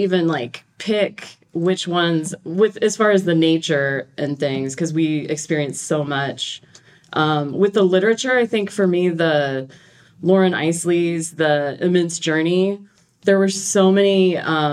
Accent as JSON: {"language": "English", "region": "Great Plains", "country": "United States", "said": "I'm from the Great Plains"}